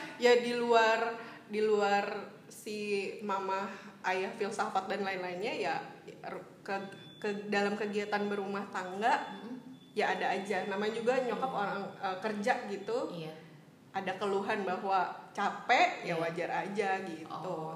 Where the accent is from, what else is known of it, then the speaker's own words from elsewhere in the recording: Bogor, West Java, Indonesia; gue lahir besar di Bogor